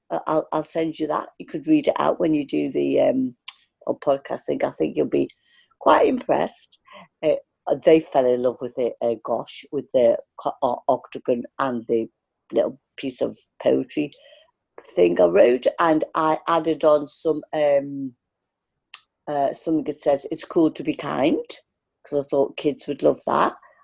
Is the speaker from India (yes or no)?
no; Liverpool, North West England, United Kingdom; also born or lived in Bootle / Formby; you can't describe that feeling to anybody unless you actually are from Liverpool.